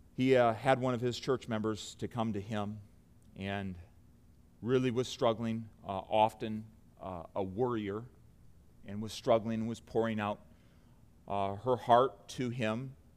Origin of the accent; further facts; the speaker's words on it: United States; as an American